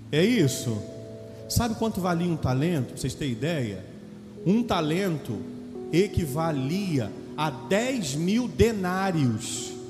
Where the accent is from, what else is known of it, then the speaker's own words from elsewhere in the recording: Santa Cruz, Brazil; Não, eu sou de Santa Cruz, gente. Santa Cruz não tem essas contas grandes, não.